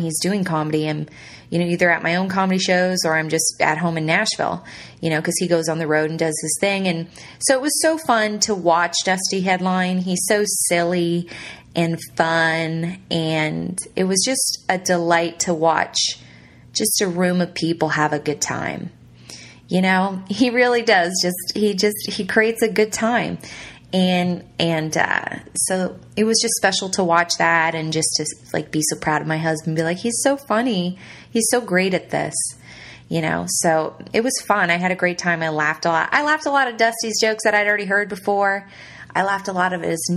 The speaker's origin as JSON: {"language": "English", "region": "Ontario", "country": "Canada", "tie": "born or raised there", "moved": "as an adult", "lives_now": "Southern United States", "said": "my hometown in Ontario"}